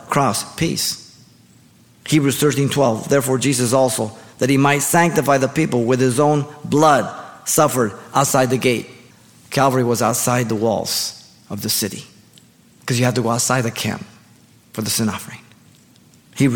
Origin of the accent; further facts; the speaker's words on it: Mexico; now in United States; I was raised in Mexico and I lived there and then I came to the United States